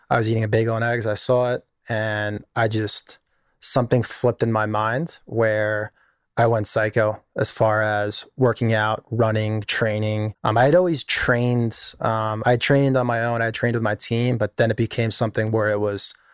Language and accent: English; East Meadow, New York, United States; I grew up in Long Island in a place called East Meadow, middle class Long Island.